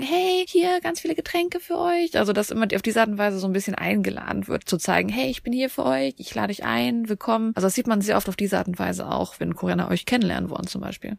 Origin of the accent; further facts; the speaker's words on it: Germany; wir Deutschen